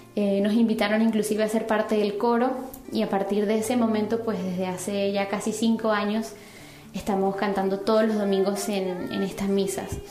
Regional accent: Venezuela; now in Madrid, Spain; soy venezolana, actualmente vivo en Madrid

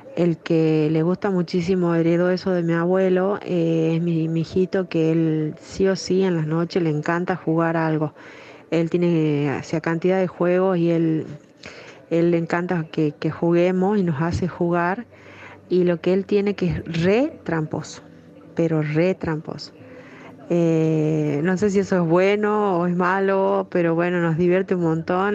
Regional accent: General Mosconi, Salta, Argentina; nosotros somos de Mosconi y de Salta

